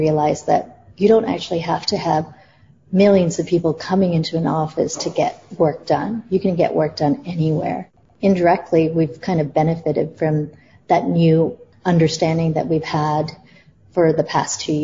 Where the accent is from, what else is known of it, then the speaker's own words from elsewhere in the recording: Toronto, Ontario, Canada; moved away as an adult; also born or lived in New York / India / Singapore / Malaysia; I grew up in Toronto, but left 20 years ago to go travel the world and work in different parts of the world